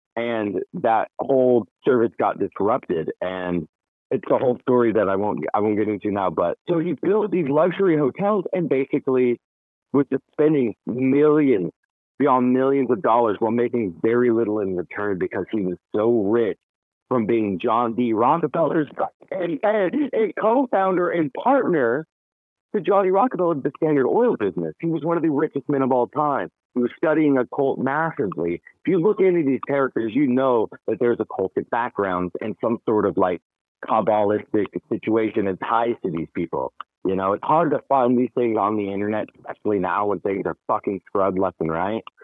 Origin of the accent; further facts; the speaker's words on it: West Coast, United States; being born and raised on the West Coast